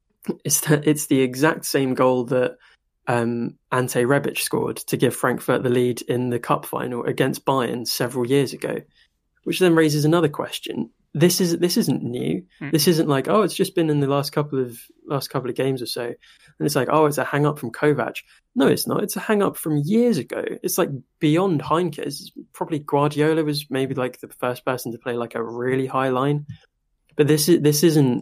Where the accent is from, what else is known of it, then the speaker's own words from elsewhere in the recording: United Kingdom; I am British